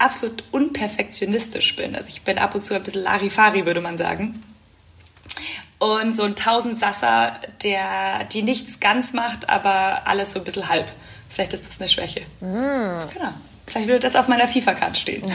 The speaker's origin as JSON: {"language": "German", "town": "Munich", "region": "Bavaria", "country": "Germany", "tie": "born or raised there", "said": "bin auch unglaublich gerne zu Hause in München. Das ist meine Heimat"}